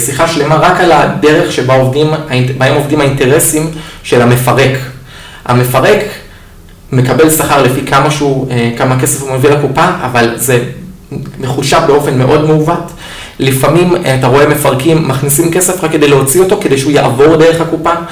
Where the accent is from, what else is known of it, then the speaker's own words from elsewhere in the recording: Israel; כמו כל אה, תושב ישראלי טוב, אני התגייסתי לצבא